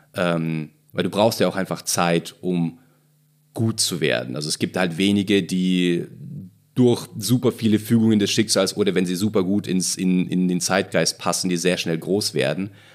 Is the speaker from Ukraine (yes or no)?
yes; Ukraine; moved away; also ich komme aus der, aus der Ukraine